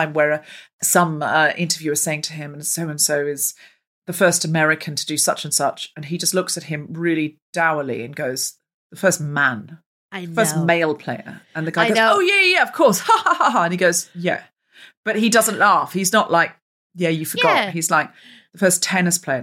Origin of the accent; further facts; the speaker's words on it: Australia; accent: mild metropolitan Australian; moved away; I'm not English, I'm Australian.